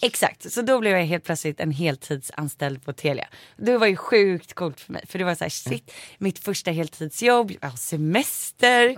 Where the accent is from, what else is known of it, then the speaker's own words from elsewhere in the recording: Saltsjöbaden, Stockholm County, Sweden; i Saltis, det eh, där jag är uppvuxen